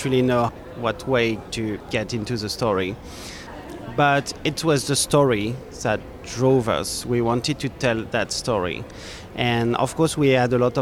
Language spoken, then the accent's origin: English; France; I'm from France